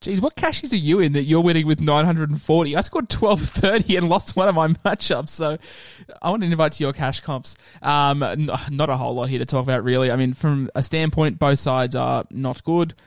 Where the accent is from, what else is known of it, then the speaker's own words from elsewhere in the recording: Queensland, Australia; as a Queenslander